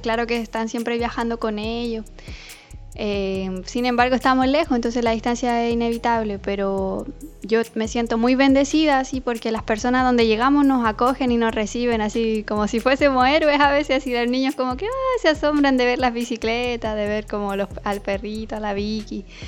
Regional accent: Chile; moved away as an adult; yo soy de Chile

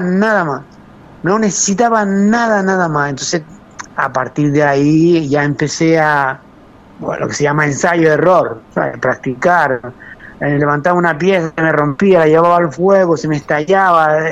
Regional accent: Arrecife, Canary Islands, Spain; also born or lived in Arrieta, Haría, Lanzarote; nací en Arrecife, aunque mi familia mm, venía del norte del, pueblo, eh, venía de Aría, de Aría y de Mague

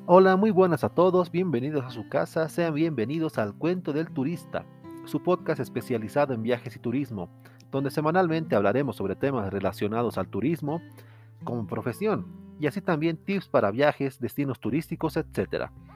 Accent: Potosí, Bolivia; yo soy de Potosí, Bolivia

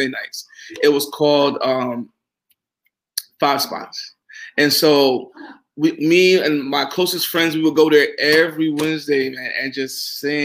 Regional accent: New York, United States; also born or lived in Charleston, South Carolina; I grew up in New York personally, then we moved to Charleston, South Carolina, then I went back to New York

